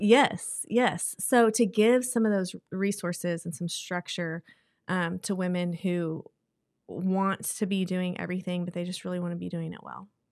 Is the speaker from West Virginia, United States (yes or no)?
no; Texas, United States; moved away as an adult; now in Oklahoma City, United States; We're both from Texas